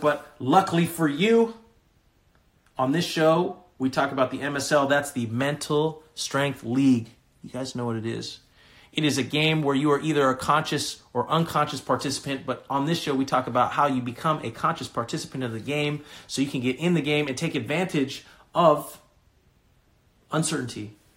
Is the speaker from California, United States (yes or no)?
yes; California, United States; moved away; I'm from California originally.